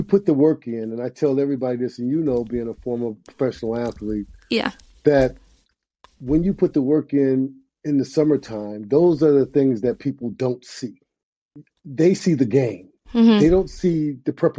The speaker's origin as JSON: {"language": "English", "town": "Riviera Beach", "region": "Florida", "country": "United States", "also_born_or_lived": "Michigan / Israel / Greece / Spain", "moved": "as an adult", "said": "I'm from Riviera Beach, Florida"}